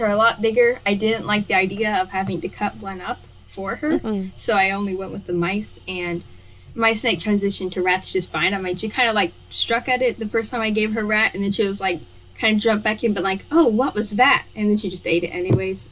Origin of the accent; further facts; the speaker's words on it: Kentucky, United States; I'm from Kentucky, which is in the United States of America.